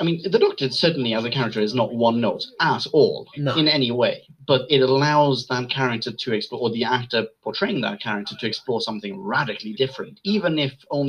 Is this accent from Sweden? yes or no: yes; Sweden; moved away; I grew up in Sweden.